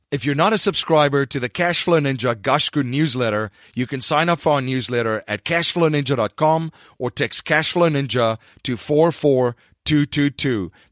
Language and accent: English; Stellenbosch, Western Cape, South Africa; I grew up in Stellenbosch in uh, South Africa, our wine country, and just uh, recently got back from visiting there.